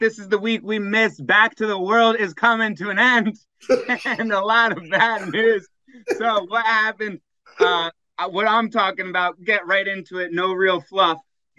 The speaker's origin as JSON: {"language": "English", "country": "United States", "said": "I'm American."}